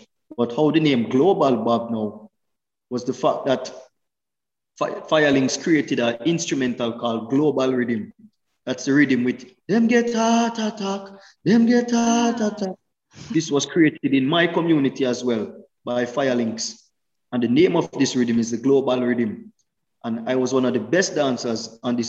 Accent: Kingston, Jamaica; moved away as an adult; also born or lived in Switzerland; I was born in Kingston, Jamaica, in a nice community called St. Andrew Park

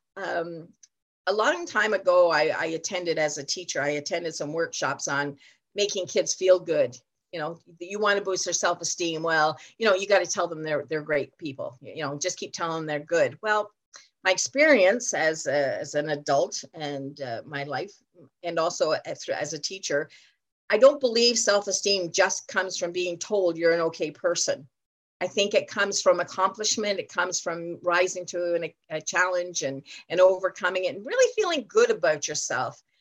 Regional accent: Ontario, Canada; I'm from Ontario, Canada

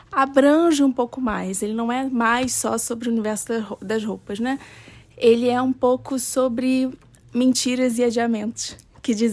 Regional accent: Rio de Janeiro, Brazil; eu vim do Rio de Janeiro

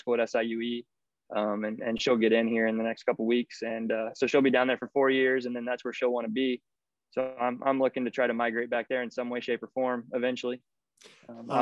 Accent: area near Eastern Illinois University, United States; also born or lived in St. Louis; this is my hometown D1. I mean, this is D1 for our area. Illinois is 45 minutes from our house

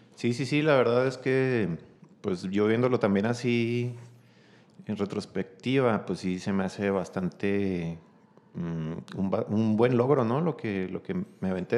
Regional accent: Chihuahua, Mexico; also born or lived in Mexicali, Baja California; soy originario de Mexicali, Baja California, este, pero desde muy pequeño mis papás vinieron a, a radicar aquí en la ciudad

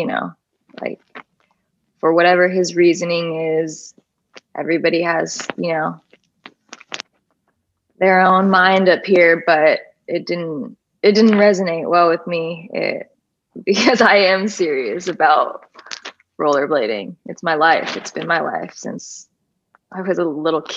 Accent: Atlanta, Georgia, United States; my girlfriend, who I grew up with in Atlanta, Georgia, went to middle school and high school

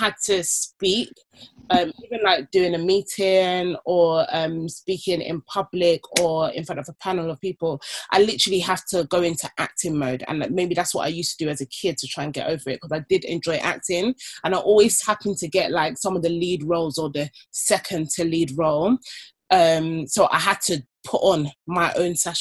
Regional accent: Nigeria; I'm Nigerian

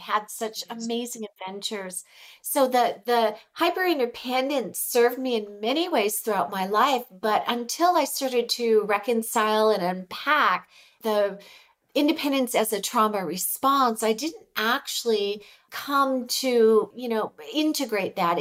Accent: California, United States; moved away as an adult; now in Mexico; I'm originally from California

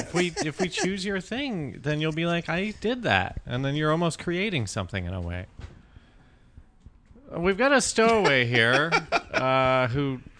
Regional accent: Colorado, United States; In Colorado, our hometown.

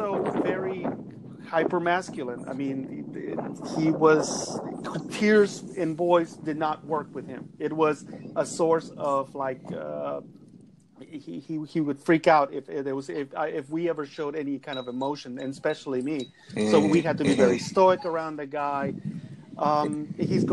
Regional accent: Mexico; also born or lived in Los Angeles, United States; now in United States; I'm originally from Mexico. I came here to the U.S. About 30 years ago

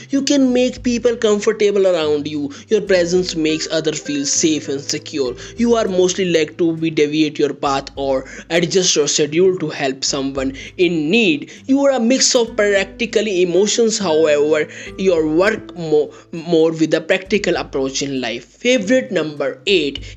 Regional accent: India; I am from India

